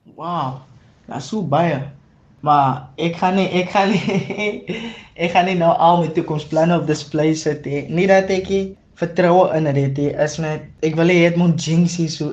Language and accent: Afrikaans; Paarl, Western Cape, South Africa; Ek is van die Parel, Groenewil, Smart Town